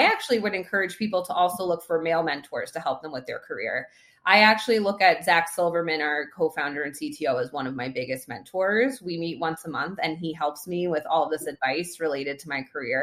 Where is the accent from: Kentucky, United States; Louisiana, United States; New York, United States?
New York, United States; I've been a New Yorker my entire life. I grew up in New York